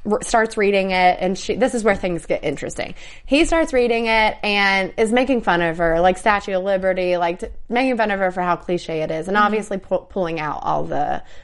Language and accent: English; the South, United States; I'm from the South